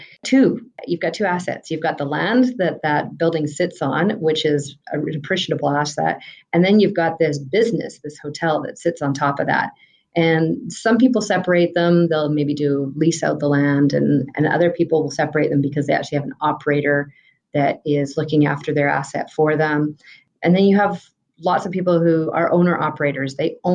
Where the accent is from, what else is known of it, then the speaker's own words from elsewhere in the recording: Vancouver, British Columbia, Canada; And, you know, I came from Vancouver, BC, and I almost saw a similar transition happen there.